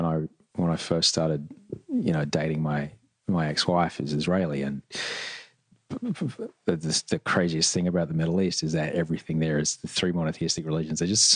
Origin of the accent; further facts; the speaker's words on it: Brisbane, Queensland, Australia; I didn't know anybody who was Islamic growing up in Brisbane.